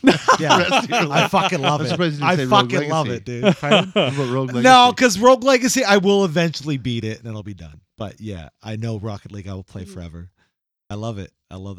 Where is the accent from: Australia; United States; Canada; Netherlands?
Canada; it's because we're Canadian.